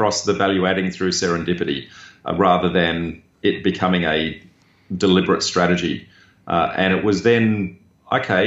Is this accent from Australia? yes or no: yes; Darwin, Northern Territory, Australia; I grew up in Darwin